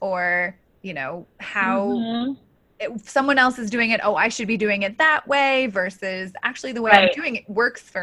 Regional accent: Colorado, United States; you were recently in Colorado, which is my home state

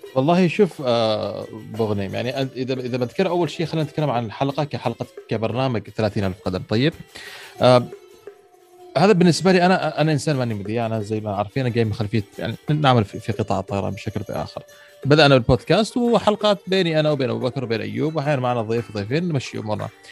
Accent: Muscat, Oman; عندنا في مسقط

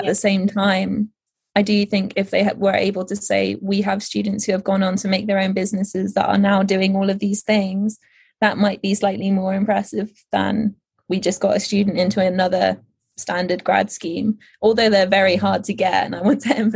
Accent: Netherlands; so I grew up in the Netherlands at this point.

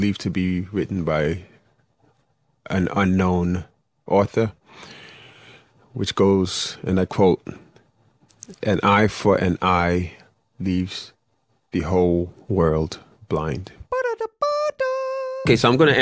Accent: New York City, New York, United States; moved away as an adult; now in Florida, United States; I was born and bred in Flatbush, or born in Bed-Stuy, but raised in East Flatbush, Brooklyn.

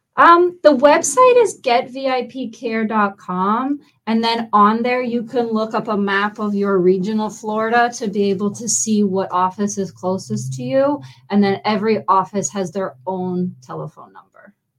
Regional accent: Canada; moved away as an adult; now in Fort Myers, United States; I'm actually from Canada.

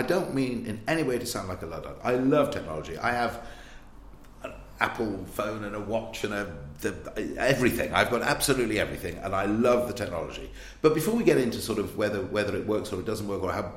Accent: South Wales, United Kingdom; moved away; I was brought up in South Wales

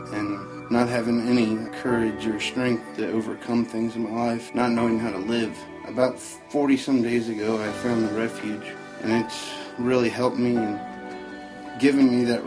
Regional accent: Cincinnati, Ohio, United States; I'm from Cincinnati, Ohio

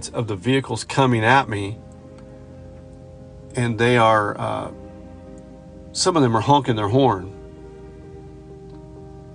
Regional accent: hometown about 15 miles from Kokomo, Indiana, United States; We're going to drive back to my hometown from Kokomo

